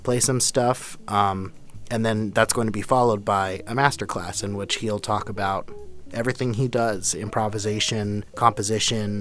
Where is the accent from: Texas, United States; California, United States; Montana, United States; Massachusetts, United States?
California, United States; Upland; I was born in Upland, California, which is where I still live now, and went to school there